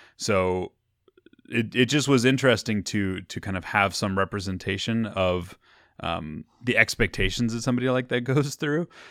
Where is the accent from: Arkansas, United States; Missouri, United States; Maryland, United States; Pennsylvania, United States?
Missouri, United States; now in California, United States; when I was growing up in Missouri.